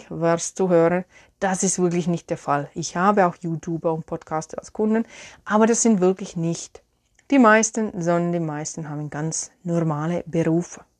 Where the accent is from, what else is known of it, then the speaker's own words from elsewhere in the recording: Finland; German is a second language; ich habe hier ein Teebeutelchen in meine Lieblingstasse aus Finnland, aus meiner Heimat.